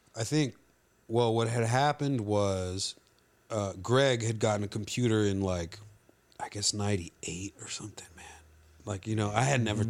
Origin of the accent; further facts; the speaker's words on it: Laredo, Texas, United States; we're all from Laredo.